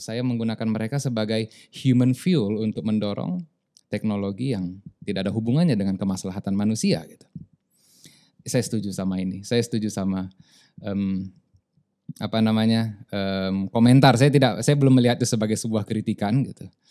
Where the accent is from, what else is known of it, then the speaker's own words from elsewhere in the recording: Medan, North Sumatra, Indonesia; also born or lived in South Tapanuli; now in Lombok, Indonesia; saya nggak mau disebut orang Lombok, orang Medan sampai mati